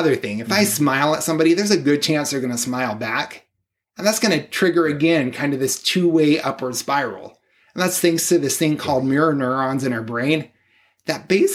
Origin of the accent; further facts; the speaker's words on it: San Diego, California, United States; I grew up in San Diego